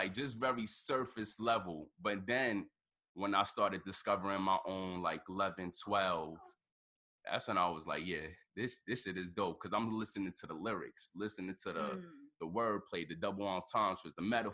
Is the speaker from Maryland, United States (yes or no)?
no; New York City, New York, United States; I grew up in the Bronx, you know, 156